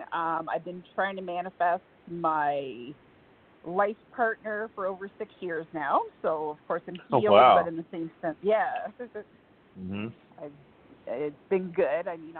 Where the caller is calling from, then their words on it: Alberta, Canada; Alberta, Canada.